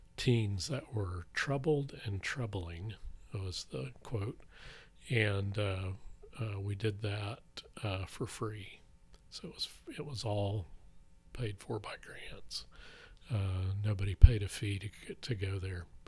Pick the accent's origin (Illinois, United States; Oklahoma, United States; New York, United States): Oklahoma, United States; Blackwell; I grew up in Blackwell, Oklahoma